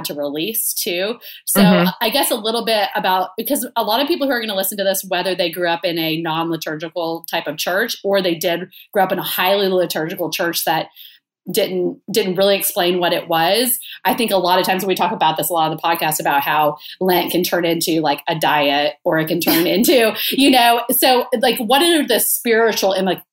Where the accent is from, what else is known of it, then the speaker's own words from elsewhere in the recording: Waco, Texas, United States; moved away as an adult; also born or lived in Dallas-Fort Worth; now in Atlanta, United States; I'm from Waco